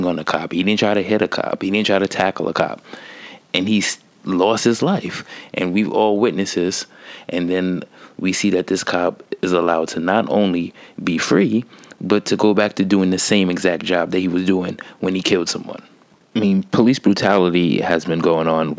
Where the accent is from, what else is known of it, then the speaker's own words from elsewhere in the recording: New York, United States; I'm from New York